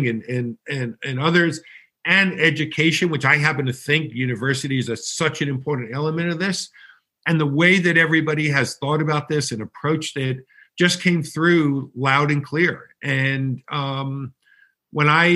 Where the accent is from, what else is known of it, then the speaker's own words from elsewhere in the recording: New York, United States; I'm a kid from New York